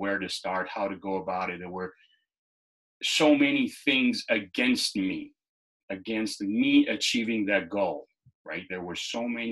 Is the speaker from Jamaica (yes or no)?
no; Lushnjë, Fier County, Albania; now in United States; I was born and raised in Lushnja, Albania